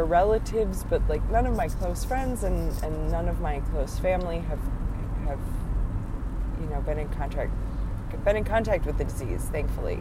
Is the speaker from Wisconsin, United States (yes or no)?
yes; Wisconsin, United States; now in East Tennessee, United States; growing up in Wisconsin